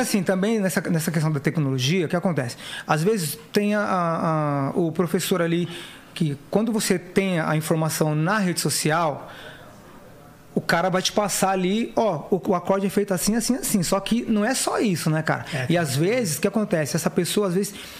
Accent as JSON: {"language": "Portuguese", "region": "São Paulo", "country": "Brazil", "said": "eu sou da Zona Leste, ZL ali de São Paulo"}